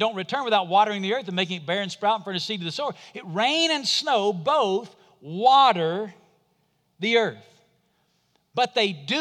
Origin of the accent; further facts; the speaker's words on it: Muscle Shoals, Alabama, United States; It's the bridge from my hometown, Muscle Shoals, Alabama